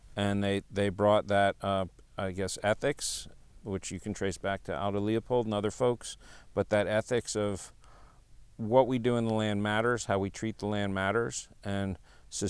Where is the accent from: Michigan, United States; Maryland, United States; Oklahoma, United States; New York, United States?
New York, United States; New York City; moved away as an adult; also born or lived in California / Seattle / Montana; now in Texas, United States; I was born in California. I was raised in New York City, Manhattan. You know, so I'm a real city kid.